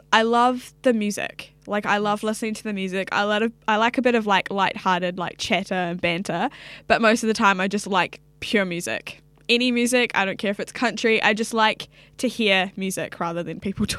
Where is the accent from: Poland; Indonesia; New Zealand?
New Zealand; Hamilton, Waikato; also born or lived in Sydney, Australia; now in Auckland, New Zealand; I grew up in Hamilton